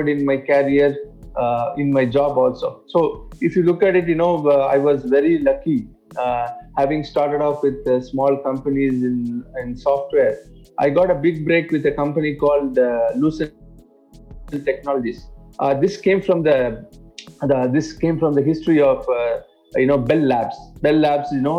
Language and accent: English; India; English is a second language; now in Dubai, United Arab Emirates; I'm not from UAE. I'm actually, born and brought up in India. I grew in a small town, which is almost in the coast of India